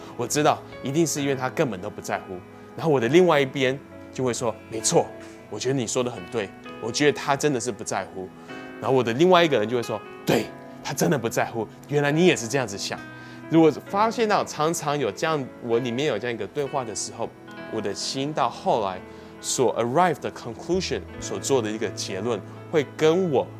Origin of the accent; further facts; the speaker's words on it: Canada; 那我小时候在加拿大长大，在加拿大十六岁的时候就可以开始学习开车